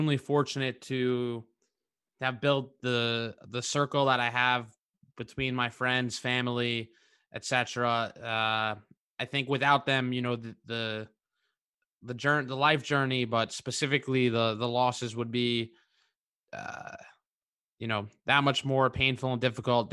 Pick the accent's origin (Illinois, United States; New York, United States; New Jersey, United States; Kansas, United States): New York, United States; I grew up in New York